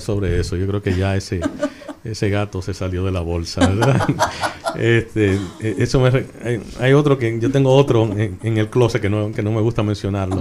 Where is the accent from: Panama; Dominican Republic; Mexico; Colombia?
Dominican Republic; Santo Domingo, Distrito Nacional; also born or lived in Miami, Florida, United States; now in United States; Yo, yo, me crié en Miami, me crié en Santo Domingo